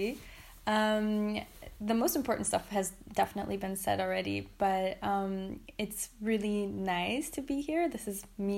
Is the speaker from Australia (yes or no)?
no; Berlin, Germany; So I come from Berlin